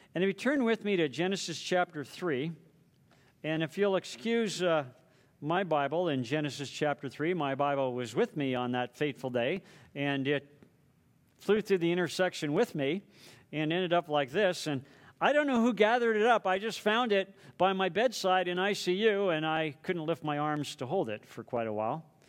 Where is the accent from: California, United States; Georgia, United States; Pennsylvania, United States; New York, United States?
California, United States; Southern; now in Hawaii, United States; I grew up in Southern California